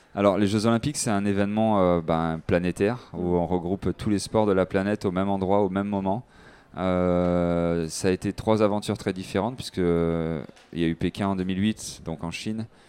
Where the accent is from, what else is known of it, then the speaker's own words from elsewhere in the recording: French Guiana; J'ai grandi en Guyane française